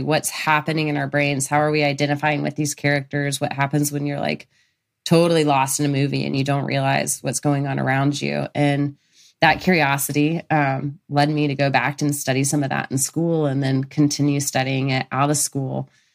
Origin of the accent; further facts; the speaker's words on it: Birmingham, Alabama, United States; moved away; I'm from Birmingham, Alabama originally